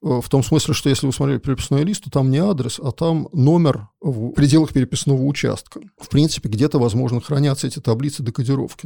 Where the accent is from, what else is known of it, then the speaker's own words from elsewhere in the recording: Saint Petersburg, Russia; я родился в СССР и в Ленинграде, несмотря на то, что я живу в Петербурге